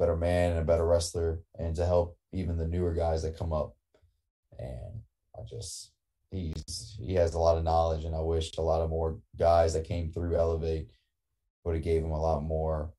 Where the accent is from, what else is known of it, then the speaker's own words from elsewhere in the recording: Louisiana, United States; I'm from Louisiana.